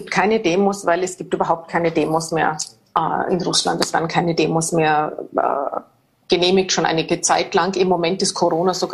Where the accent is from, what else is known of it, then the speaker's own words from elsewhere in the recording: Austria; Das ist nicht so wie bei uns in Österreich zum Beispiel wie der Schweiz